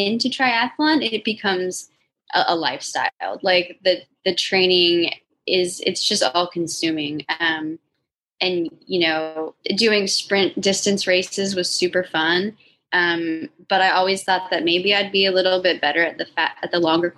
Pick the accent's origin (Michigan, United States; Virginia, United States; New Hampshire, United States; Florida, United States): Florida, United States; also born or lived in Tampa / St. Petersburg; I'm from Florida